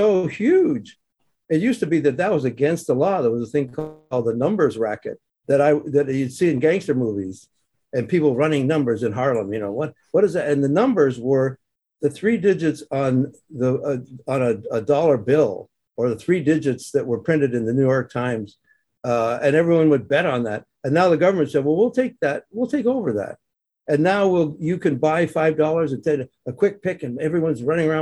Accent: Canada; moved away as an adult; also born or lived in Ebbw Vale, Wales (family); now in Los Angeles, United States; I grew up in Canada, and I moved to America by choice

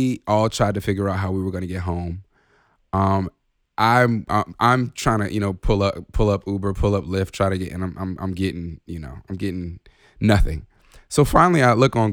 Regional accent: Chicago, Illinois, United States; I'm originally from Chicago

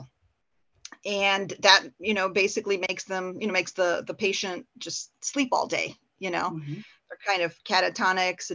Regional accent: Porter County, Indiana, United States; I'm from Porter County

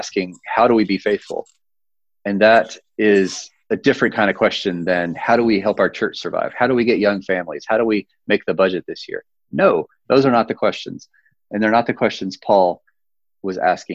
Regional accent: North Carolina, United States; now in Denver, United States; my home state

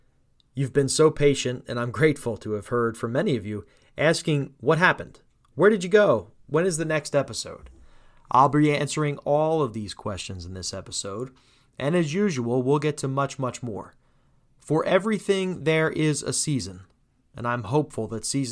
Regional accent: New Jersey, United States; Born and raised in South Jersey, I know firsthand the strength of our neighborhoods.

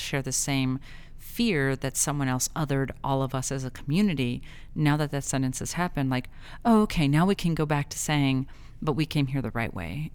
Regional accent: El Paso, Texas, United States; I grew up in El Paso

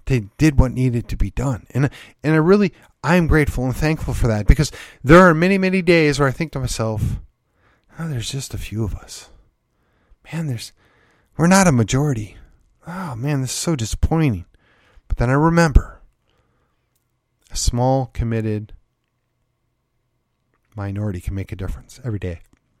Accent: Midwest, United States; I'm a transplant. I came from the Midwest. Most all of my family stock is Midwestern.

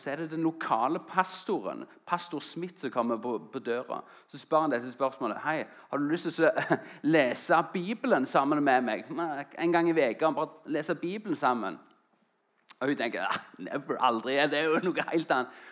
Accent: Jæren, Rogaland, Norway; moved away as an adult; also born or lived in Oslo / Grimstad; jeg kom fra Jæren, en liten plass etter Klepp. og Så flytta jeg til Oslo for å studere

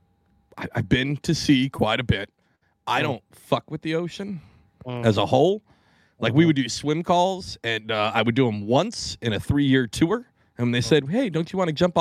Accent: Pacific Northwest, United States; I grew up in the Pacific Northwest

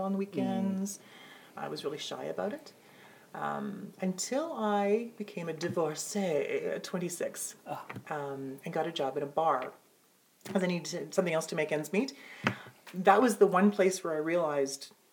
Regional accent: Northern Ontario, Canada; also born or lived in Toronto; I'm from Northern Ontario

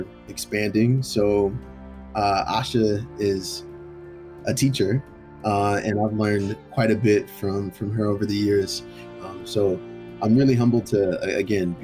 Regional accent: Philadelphia, Pennsylvania, United States; moved away as an adult; I was born and raised in Philly, and I left Philly at the age of 18 to go to college

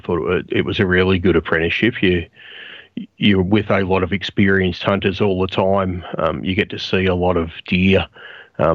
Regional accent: Gippsland, Victoria, Australia; Growing up in Gippsland, I was lucky enough to go to school with guys who had properties

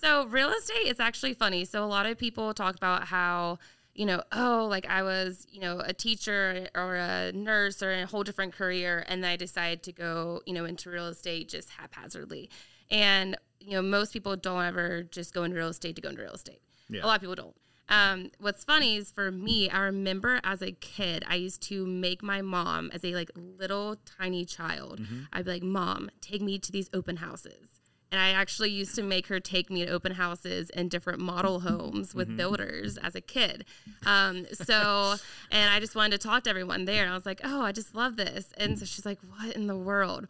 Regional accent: Georgia, United States; moved away as an adult; also born or lived in Colorado; now in Orange County, California, United States; I am from Georgia originally, if you can't tell by the accent

